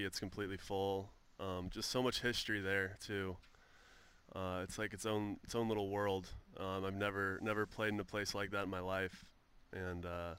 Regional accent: San Francisco, California, United States; moved away as an adult; now in Philadelphia, United States; I'm from San Francisco area, so I grew up watching Barry Bonds.

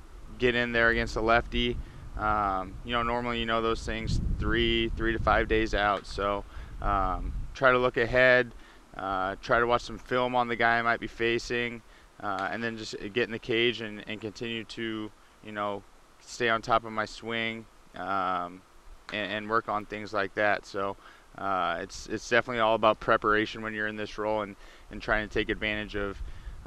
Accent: Omaha, Nebraska, United States; also born or lived in Philadelphia; I'm from Omaha, Nebraska, so we didn't have a professional team in Omaha, or the closest one was Kansas City. So, but St. Louis being close to where I grew up

